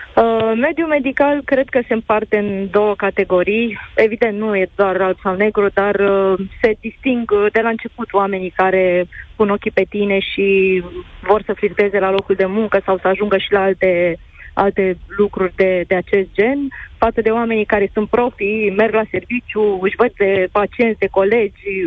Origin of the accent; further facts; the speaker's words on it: Moldova; eu sunt din Basarabia